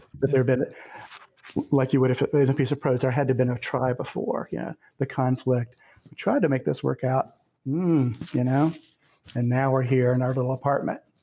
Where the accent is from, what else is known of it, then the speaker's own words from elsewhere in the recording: the South, United States; I grew up in the South and I've lived here and I've also lived elsewhere.